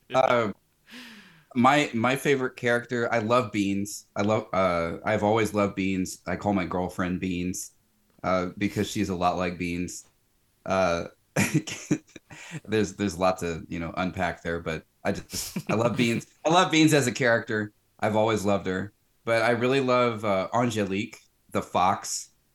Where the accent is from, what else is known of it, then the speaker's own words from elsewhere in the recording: the South, United States; growing up in the South